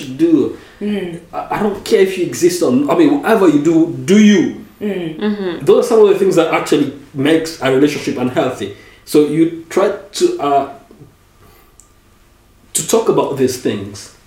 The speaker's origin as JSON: {"language": "English", "country": "DR Congo", "tie": "born or raised there", "also_born_or_lived": "United States", "second_language": "English", "moved": "yes", "lives_now": "Paris, France", "said": "growing up in the Congo"}